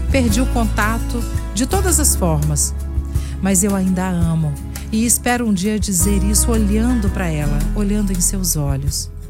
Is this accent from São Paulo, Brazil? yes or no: no; Vila Velha, Espírito Santo, Brazil; Eu sou de Vila Velha e ela é de Viana.